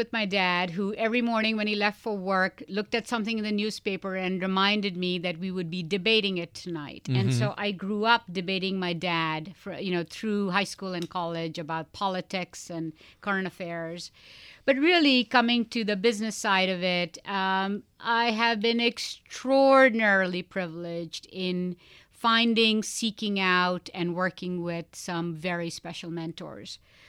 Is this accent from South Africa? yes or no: no; India; something else people don't know about me is I spent 14 years as a classically trained dancer growing up in India.